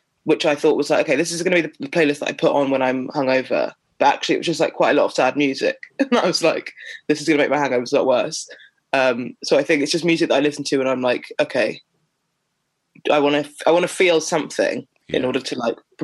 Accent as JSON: {"language": "English", "town": "Sutton", "region": "London", "country": "United Kingdom", "tie": "born or raised there", "said": "I grew up in Sutton in South London."}